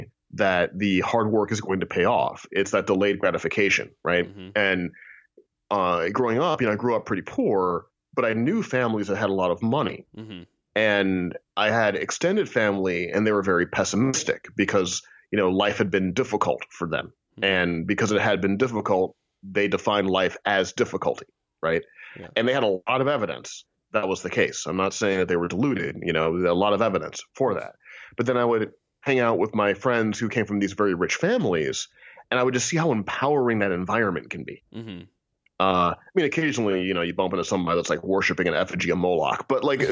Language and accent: English; St. Louis, Missouri, United States; now in Kansas, United States; I grew up in St. Louis, Missouri